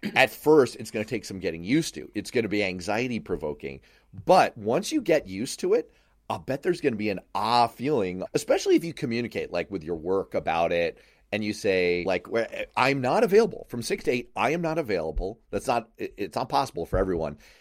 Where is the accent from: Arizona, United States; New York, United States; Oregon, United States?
New York, United States; New York City; I grew up in Manhattan.